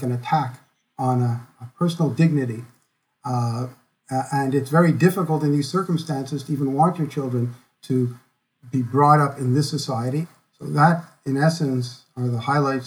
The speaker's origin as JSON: {"language": "English", "region": "Quebec", "country": "Canada", "tie": "born or raised there"}